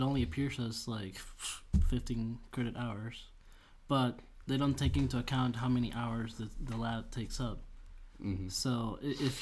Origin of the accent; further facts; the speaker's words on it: Venezuela; moved away; We don't have a 12th grade back home